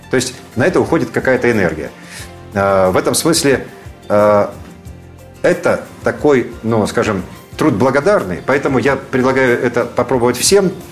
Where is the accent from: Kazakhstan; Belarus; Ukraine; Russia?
Ukraine; Crimea; born there; потому что я человек вообще южный, я родился в Крыму